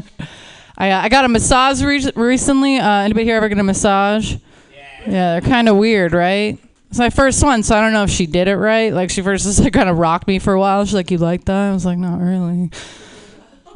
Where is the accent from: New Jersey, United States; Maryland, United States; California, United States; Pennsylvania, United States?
Pennsylvania, United States; Pittsburgh; now in Los Angeles, United States; I live in LA. I'm originally from Pittsburgh